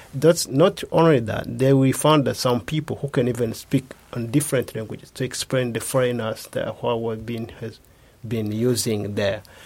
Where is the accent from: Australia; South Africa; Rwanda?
Rwanda; moved away as an adult; now in Japan; from Rwanda. I'm a student in the Kobe Institute for Computing here in Japan.